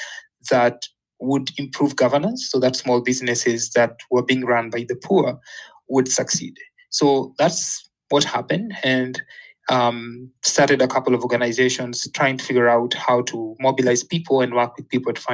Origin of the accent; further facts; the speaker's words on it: Kenya; moved away as an adult; also born or lived in Florida, United States; when I was growing up in Kenya, politics was actually very dominant.